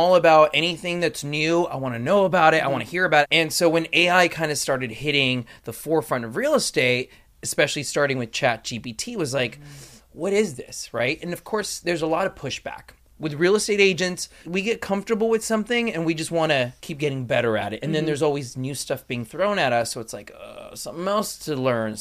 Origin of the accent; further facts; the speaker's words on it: Los Angeles, California, United States; born and raised in Los Angeles, went to USC